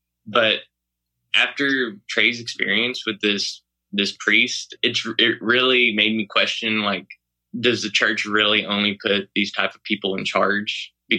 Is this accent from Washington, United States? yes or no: no; Galveston, Texas, United States; But I grew up in Galveston, which is a fairly blue city.